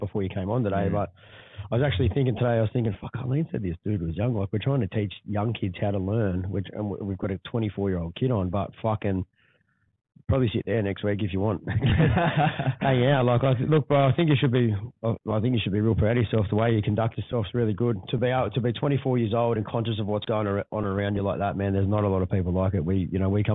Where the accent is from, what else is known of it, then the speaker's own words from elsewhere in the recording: Newcastle, New South Wales, Australia; I'm from fucking Blackhead, Newcastle